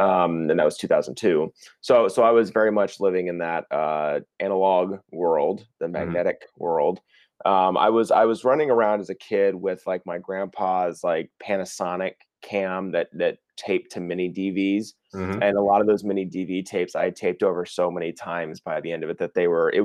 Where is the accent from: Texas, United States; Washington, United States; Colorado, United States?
Texas, United States; Dallas; I grew up in Texas, in Dallas, Fort Worth.